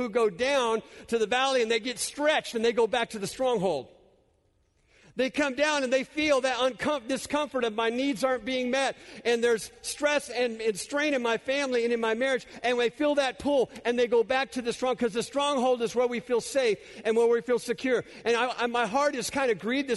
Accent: California, United States; I'm native Californian

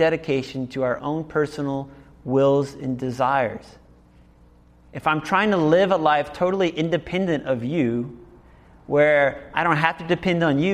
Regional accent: New Orleans, Louisiana, United States; moved away; also born or lived in Berlin; I'm originally from New Orleans

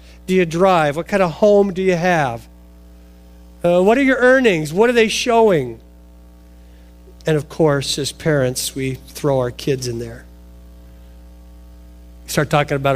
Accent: Portland, Oregon, United States; I grew up in Oregon, suburbs of Portland.

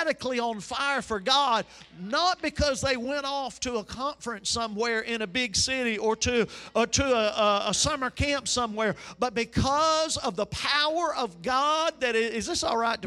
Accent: United States; I'm from Chambers County

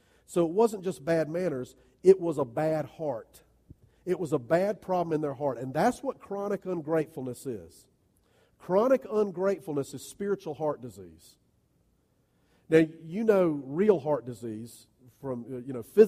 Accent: United States; as American followers of Jesus

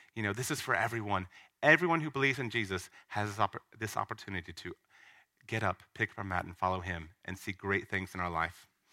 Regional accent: Hammond, Louisiana, United States; moved away as an adult; Southeastern Louisiana University, um, which is in the States, surprisingly. Um, it's in my hometown

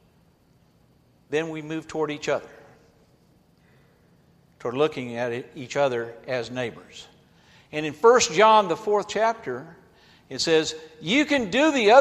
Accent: Atlanta, Georgia, United States; I grew up in Atlanta, Georgia

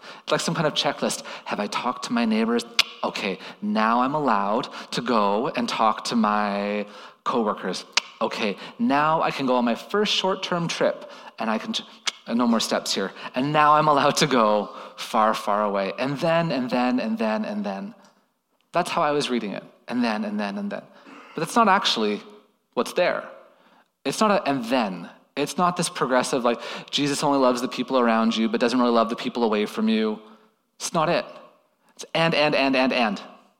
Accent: Toronto, Ontario, Canada; moved away as an adult; now in Thailand; my home nation. I'm from Toronto. It's been hard to be away from Toronto lately.

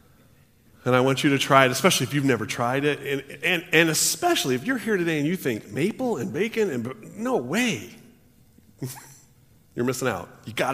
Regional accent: Washington, United States; also born or lived in California; We moved when I was in fourth grade, and I remember when we moved to Washington

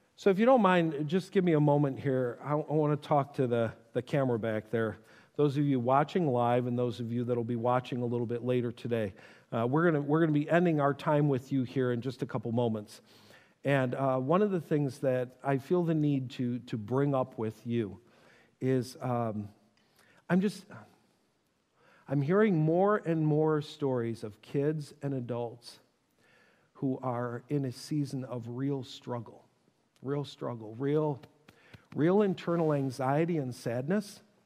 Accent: Buffalo, New York, United States; I grew up in Buffalo

